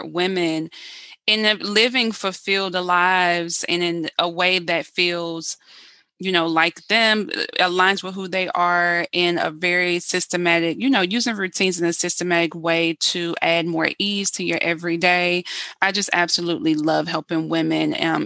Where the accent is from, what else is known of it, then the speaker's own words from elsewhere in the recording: South Carolina, United States; now in Baltimore, United States; I'm originally from South Carolina